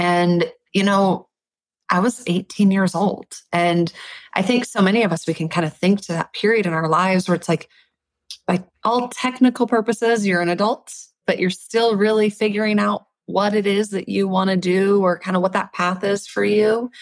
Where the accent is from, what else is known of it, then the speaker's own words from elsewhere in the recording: Minnesota, United States; I grew up in Minnesota and I'm the baby of three girls